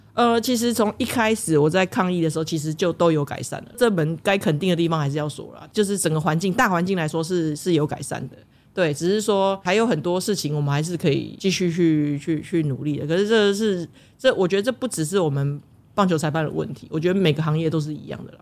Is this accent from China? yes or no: no; Taiwan; 身为台湾人，我希望这是我保护台湾的方式，我为台湾做事的方式